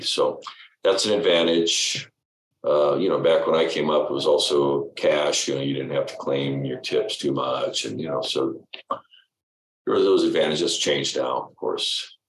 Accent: Detroit, Michigan, United States; also born or lived in Los Angeles; our family went back and forth between L.A. and Detroit, but I was born in Detroit and spent uh, yeah uh, okay junior high and high school there.

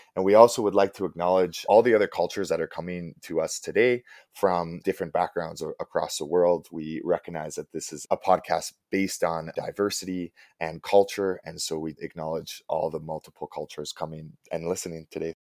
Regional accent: Chilliwack, British Columbia, Canada; I come from a small town in British Columbia called Chilliwack, BC

